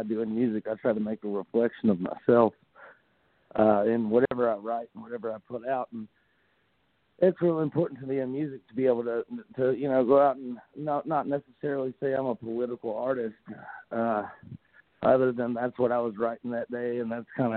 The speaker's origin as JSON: {"language": "English", "region": "Central Kentucky", "country": "United States", "tie": "born or raised there", "said": "I grew up in Central Kentucky"}